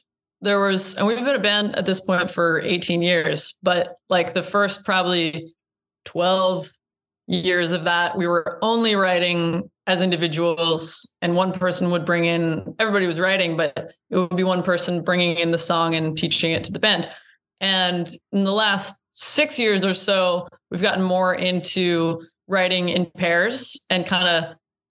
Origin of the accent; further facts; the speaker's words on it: Iowa, United States; now in Brooklyn, United States; I'm from Iowa